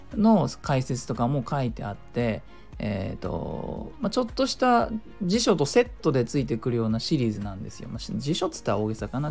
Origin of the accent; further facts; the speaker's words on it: Japan; 母国語じゃない我々日本人